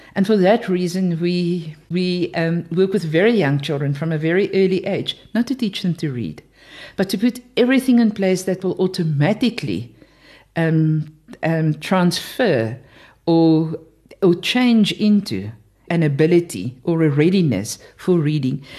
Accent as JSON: {"language": "English", "country": "South Africa", "said": "I'm from South Africa"}